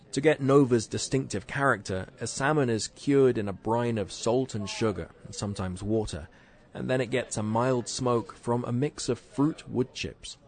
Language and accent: English; United Kingdom; since I'm British